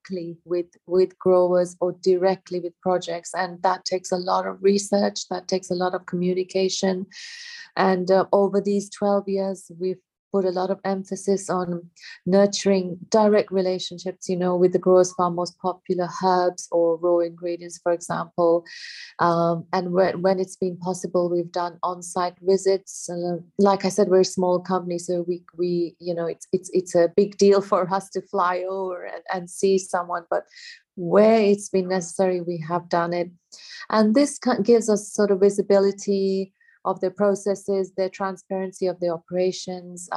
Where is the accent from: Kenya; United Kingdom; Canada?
Kenya; I grew up in Kenya in East Africa